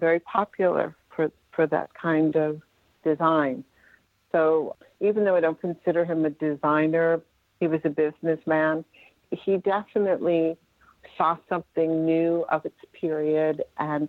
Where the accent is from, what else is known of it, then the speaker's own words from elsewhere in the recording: Westchester County, New York, United States; I was raised in Westchester County, which is a suburb of New York.